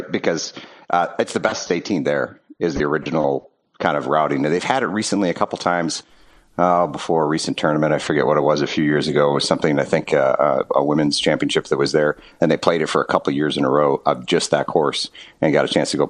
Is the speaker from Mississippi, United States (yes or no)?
no; Wisconsin, United States; moved away as an adult; Yeah, so I'm originally from Wisconsin, and uh, I live in Milwaukee now, and uh, so kind of based here.